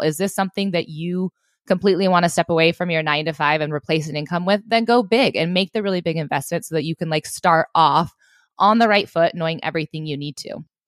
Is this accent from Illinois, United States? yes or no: no; Southwest Montana, United States; I grew up in Southwest Montana